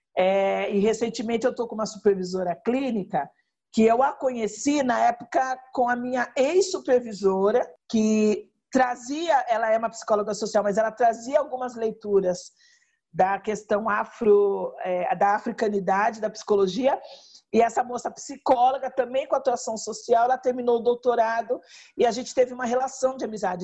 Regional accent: Rio Claro, São Paulo, Brazil; na minha cidade natal, que é Rio Claro, estado de São Paulo

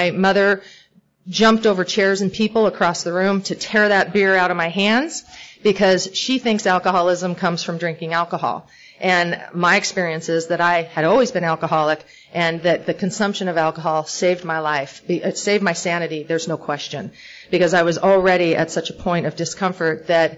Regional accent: California, United States; born there; I was born in Northern California, and my dad's alcoholic.

